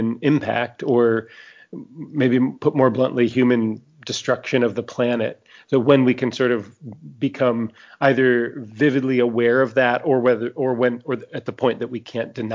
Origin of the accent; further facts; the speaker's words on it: New Orleans, Louisiana, United States; my hometown of New Orleans